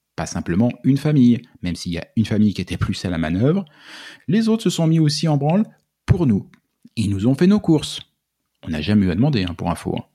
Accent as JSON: {"language": "French", "country": "France", "also_born_or_lived": "Quebec", "moved": "as an adult", "lives_now": "Canada", "said": "on vient de France."}